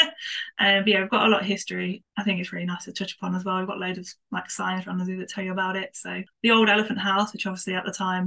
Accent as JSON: {"language": "English", "region": "Midlands", "country": "United Kingdom", "moved": "yes", "lives_now": "Whipsnade, United Kingdom", "said": "I'm not from Whipsnade Zoo area. I'm from the Midlands, but I've ended up at Whipsnade."}